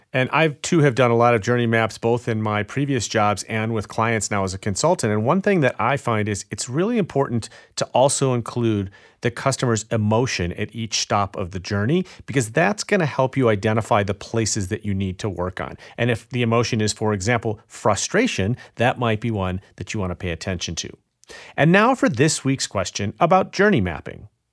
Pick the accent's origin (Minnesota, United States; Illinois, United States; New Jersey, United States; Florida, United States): Illinois, United States; my home state of Illinois